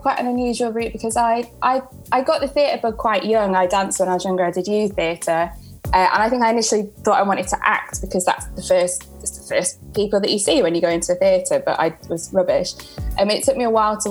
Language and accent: English; Sheffield, Yorkshire and the Humber, United Kingdom; moved away as an adult; now in London, United Kingdom